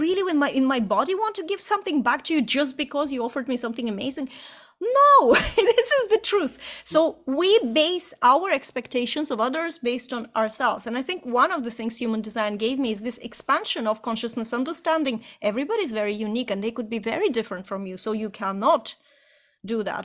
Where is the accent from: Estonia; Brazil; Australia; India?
Estonia; moved away; also born or lived in Ireland; just before we immigrated from Ireland back into Estonia, where I'm from originally